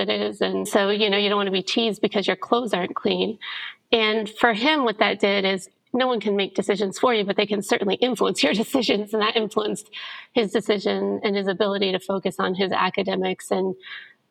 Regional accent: Indianapolis, Indiana, United States; I grew up originally in Indianapolis, Indiana, in an incredibly religious family

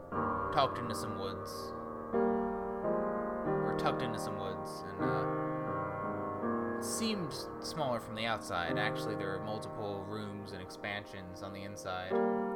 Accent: Wisconsin, United States; Telling them that I lived in, that I came from Wisconsin, and told them my story

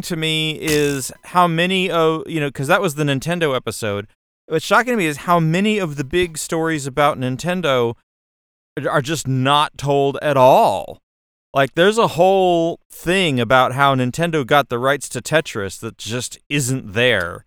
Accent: United States; I'm an American

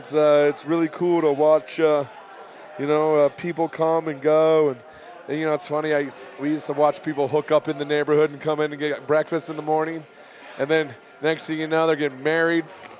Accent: Iowa, United States; We're from Iowa. You want lies, we can tell them all night.

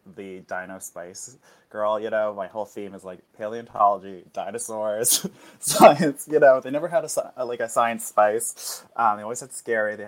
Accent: Timmins, Ontario, Canada; moved away as an adult; also born or lived in North Bay; now in Toronto, Canada; I'm Canadian, originally from like Northern Ontario, Timmins in particular

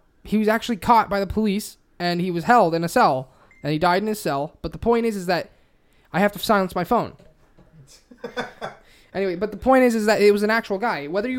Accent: Pennsylvania, United States; I'm from Pennsylvania.

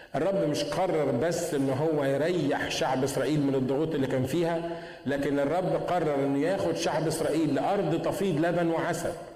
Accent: Egypt

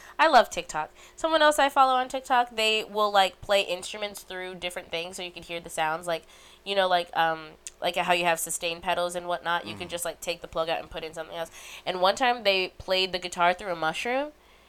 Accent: Illinois, United States; We were in a cornfield, because I'm from Illinois, and people had to carry me, and I was prom queen.

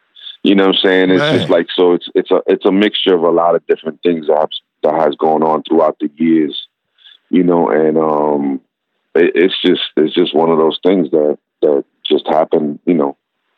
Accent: New York City, New York, United States; Growing up in Brooklyn, it's just like everything was crew based, and everything was like, you had your MC, you had your crew, you had your DJ.

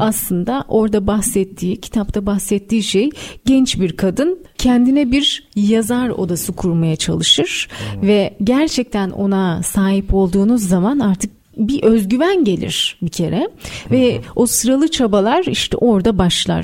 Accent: Istanbul, Turkey; also born or lived in Malatya; Malatya doğumluyum hatırlıyorum. Çok küçük yaşta e, babamın işinden dolayı Malatya'ya gidiyoruz. Hmm. Annem orada doğum yapıyor ve ardından e, bir yaşındayken daha bir yaşında bile olmadan İstanbul'a geri dönüyoruz.

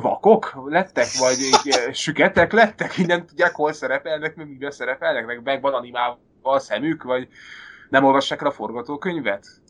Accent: Hungary; moved away as an adult; now in Denmark; én is magyar vagyok, Dániában vagyok

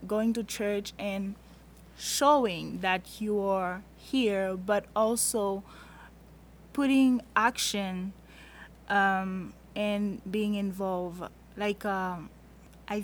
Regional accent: Haiti; now in United States; I'm from Haiti

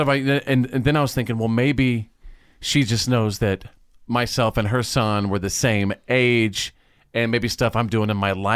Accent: Wichita Falls, Texas, United States; also born or lived in Bowie, Texas; When I was a little kid, growing up in Wichita Falls, Texas, in North Texas

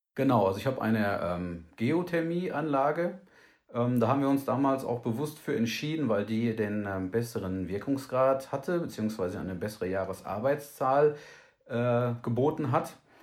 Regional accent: Hagen, North Rhine-Westphalia, Germany; in Hagen in Nordrhein-Westfalen. Ähm, das ist meine Heimatstadt

